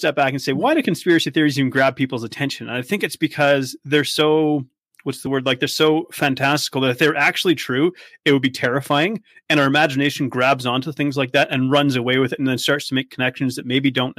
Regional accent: Vancouver Island, British Columbia, Canada; moved away; I come from the West Coast. I come from British Columbia. And over there we have, you know, I come from Vancouver Island

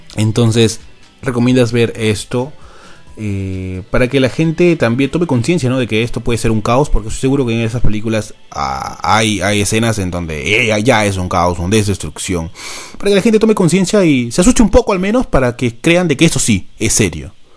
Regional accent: Peru; somos los peruanos que nos tocó laburar

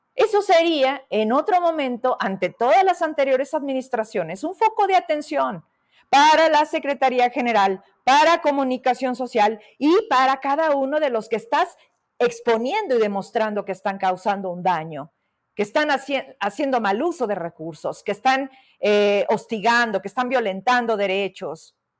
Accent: Fresnillo, Zacatecas, Mexico; yo soy de allá de Fresnillo

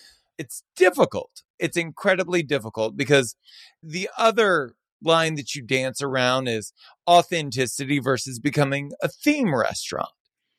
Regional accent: Deep South, United States; moved away; also born or lived in Los Angeles; I'm from the Deep South. And there's a cultural heritage around Cajun and Creole food that we cook, that I grew up with.

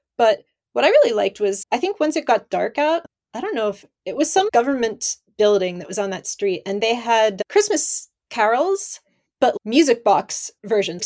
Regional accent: northern Pennsylvania, United States; moved away as an adult; now in Japan; I grew up in America, but I was in the northern Pennsylvania

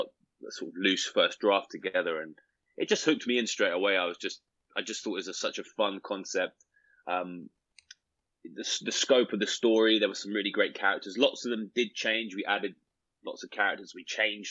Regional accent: United Kingdom; We're British

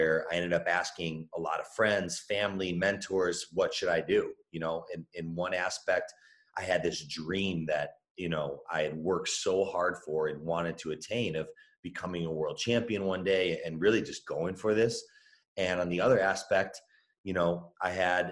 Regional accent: Chicago, Illinois, United States; I was born and raised in Chicago

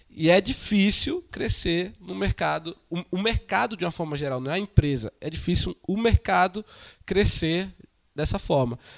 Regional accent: Recife, Pernambuco, Brazil; eu venho de Recife, Recife temos a Brad, em Recife, as, os empresários almoçam junto

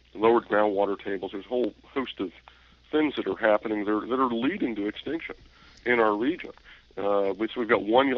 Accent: Northern Virginia, United States; I grew up in Northern Virginia

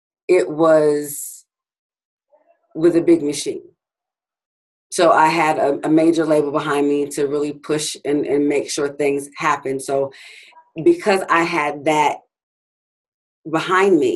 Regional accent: Grand Rapids, Michigan, United States; I was born and raised in Grand Rapids, Michigan

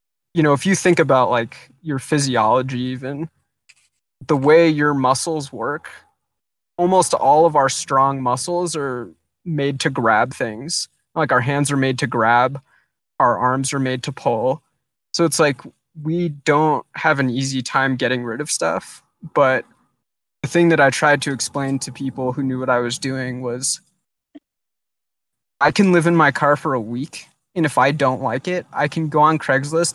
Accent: Southern California, United States; moved away as an adult; also born or lived in Portland, Oregon; I grew up in Southern California

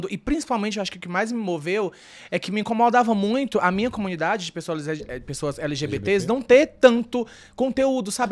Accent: Northeast Region, Brazil; Assim, é como eu falei, né, eu vim do Nordeste, o Nordeste tem um pouco mais esse lance do da, da mente fechada

